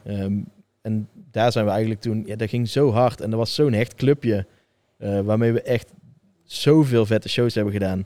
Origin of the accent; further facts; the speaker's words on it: Tilburg, North Brabant, Netherlands; ik ben gewoon geboren in Tilburg. Ik groei erop.